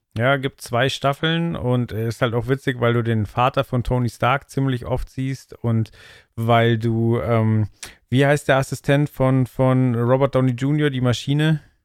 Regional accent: Germany; ich als Deutscher

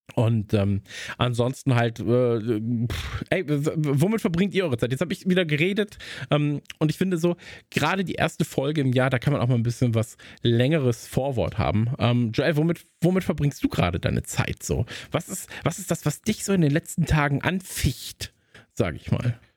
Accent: North Rhine-Westphalia, Germany; ich bin ja am Niederrhein aufgewachsen

